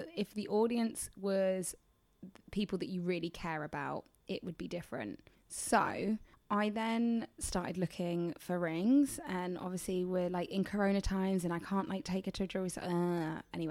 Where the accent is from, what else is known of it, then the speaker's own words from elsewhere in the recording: England, United Kingdom; I'm from England.